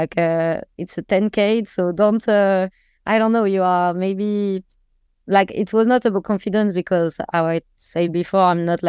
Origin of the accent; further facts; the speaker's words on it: Metz, Grand Est, France; And usually I'm from Metz, so the rain is my thing.